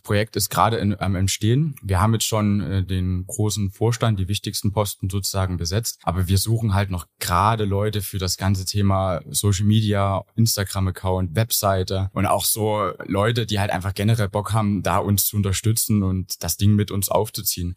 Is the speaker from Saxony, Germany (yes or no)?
yes; Gersdorf, Saxony, Germany; also born or lived in Chemnitz; Ich komme ursprünglich aus Gersdorf, also Umland von Chemnitz